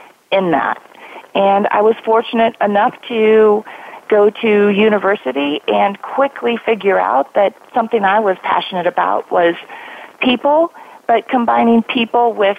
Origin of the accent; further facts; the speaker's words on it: Colorado, United States; moved away as an adult; now in Silicon Valley, United States; a small farm town in Colorado where you graduate with 32 kids in your high school class to working for one of the largest companies in the world in Silicon Valley